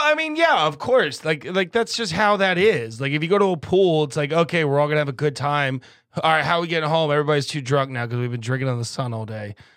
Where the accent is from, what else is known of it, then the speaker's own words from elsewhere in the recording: Midwest, United States; growing up in the Midwest